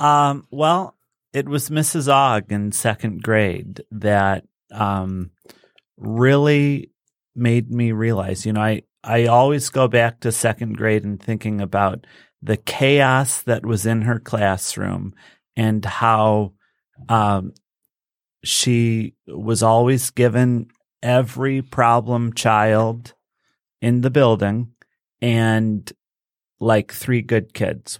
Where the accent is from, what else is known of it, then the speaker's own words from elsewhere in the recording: Westland, Michigan, United States; also born or lived in Dearborn, Michigan / South Lyon, Michigan; I grew up in Westland until I was in s, uh, eighth grade.